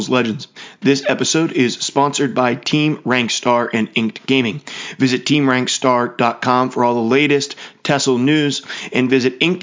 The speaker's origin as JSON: {"language": "English", "town": "Pittsburgh", "region": "Pennsylvania", "country": "United States", "said": "I am from Pittsburgh, Pennsylvania"}